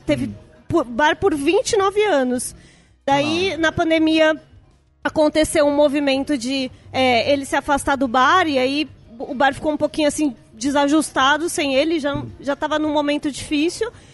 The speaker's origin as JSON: {"language": "Portuguese", "region": "São Paulo", "country": "Brazil", "tie": "born or raised there"}